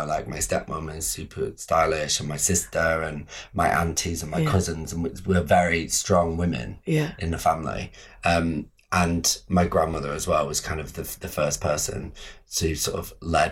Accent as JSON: {"language": "English", "town": "Manchester", "region": "North West England", "country": "United Kingdom", "tie": "born or raised there", "moved": "as an adult", "lives_now": "London, United Kingdom", "said": "I grew up in Manchester"}